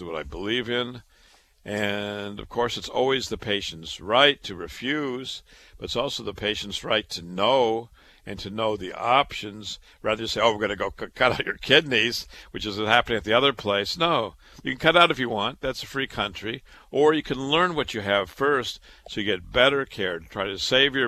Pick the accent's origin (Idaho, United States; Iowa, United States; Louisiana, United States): Iowa, United States; Waterloo; I was born and raised in Waterloo, Iowa